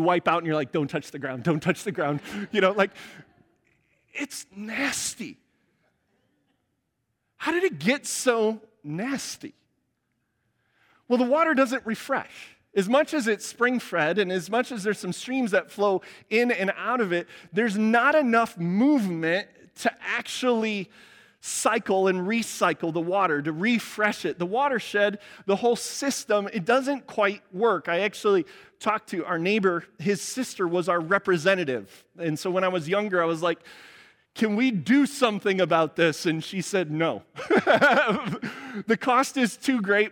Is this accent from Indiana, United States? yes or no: yes; Cedar Lake, Indiana, United States; moved away; Cedar Lake, Indiana, South Chicago suburb where I grew up